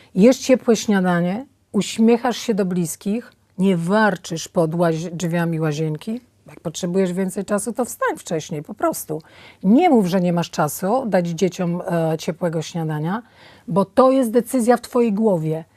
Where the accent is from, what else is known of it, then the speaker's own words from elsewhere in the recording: Podlasie village, Podlaskie Voivodeship, Poland; moved away; also born or lived in Warsaw; Ja się urodziłam na fantastycznej podlaskiej wsi, w pełni zdrowa